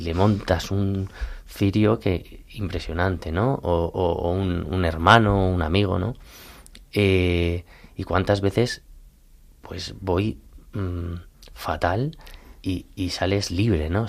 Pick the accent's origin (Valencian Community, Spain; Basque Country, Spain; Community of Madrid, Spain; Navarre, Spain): Community of Madrid, Spain; Colmenar Viejo; yo soy de Colmenar Viejo